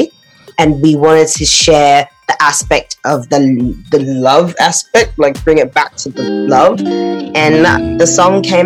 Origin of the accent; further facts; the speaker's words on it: Australia; moved away as an adult; now in London, United Kingdom; as dark skin, as black people growing up in Australia